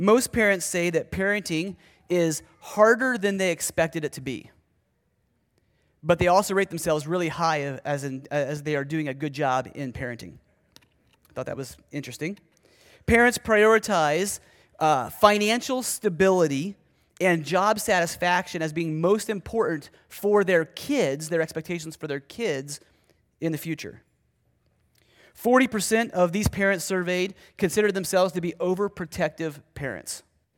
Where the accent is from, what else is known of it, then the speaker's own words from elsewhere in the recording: Ohio, United States; I was preaching at the church that I grew up in Ohio